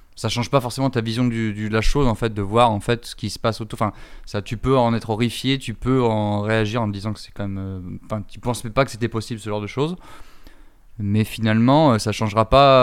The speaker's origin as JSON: {"language": "French", "country": "France", "said": "en tant que Français euh, blanc"}